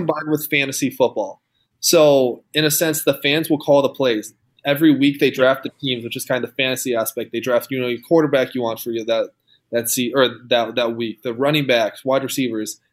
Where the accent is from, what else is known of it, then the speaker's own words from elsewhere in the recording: Rosemount, Minnesota, United States; born and raised in Minnesota, went to Rosemont